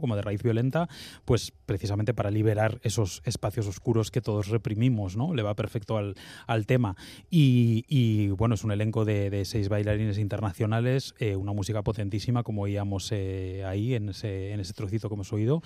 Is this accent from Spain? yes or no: yes; Bilbao, Basque Country, Spain; como bilbaíno